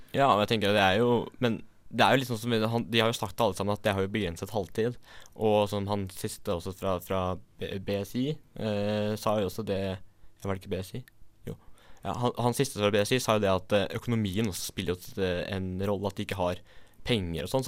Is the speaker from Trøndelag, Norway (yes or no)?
no; Asker, Akershus, Norway; moved away as an adult; now in Bergen, Norway; jeg er fra Asker